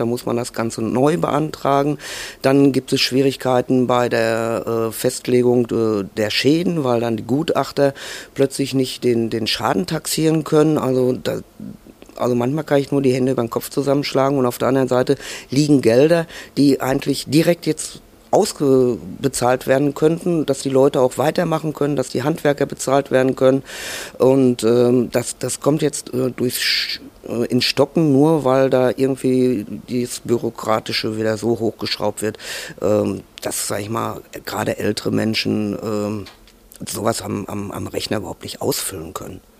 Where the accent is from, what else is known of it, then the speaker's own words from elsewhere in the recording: Altena, North Rhine-Westphalia, Germany; von klein auf bin ich also auch hier im Kino groß geworden